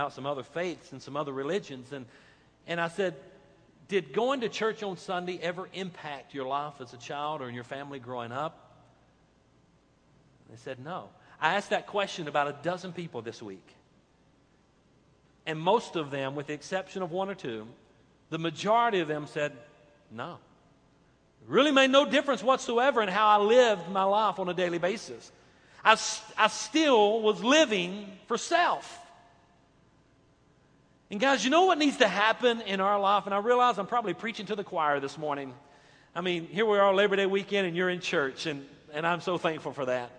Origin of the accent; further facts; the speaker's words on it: United States; we American Christian believers